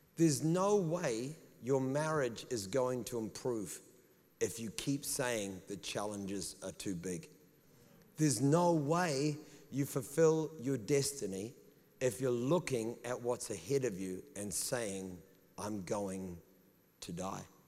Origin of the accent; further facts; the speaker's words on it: New Zealand; accent: New Zealand; they just think it's my New Zealand accent